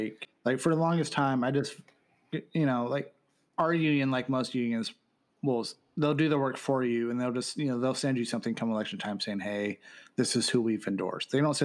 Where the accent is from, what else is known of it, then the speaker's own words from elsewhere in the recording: California, United States; as a Californian, what I would really love to sit there and see is just one person, one vote, popular vote.